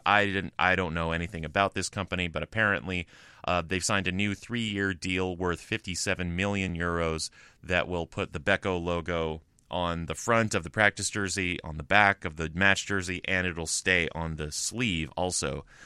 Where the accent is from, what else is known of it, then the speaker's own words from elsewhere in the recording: United States; I'm American